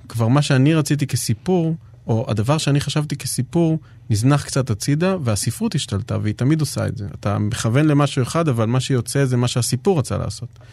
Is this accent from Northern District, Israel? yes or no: no; Jerusalem, Jerusalem District, Israel; אני בא מירושלים